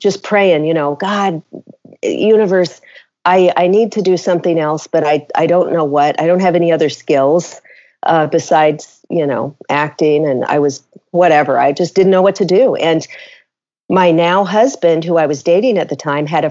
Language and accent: English; Seattle, Washington, United States; moved away as an adult; also born or lived in Los Angeles, California / Chicago, Illinois; I moved from my hometown of Seattle, Washington, down to Los Angeles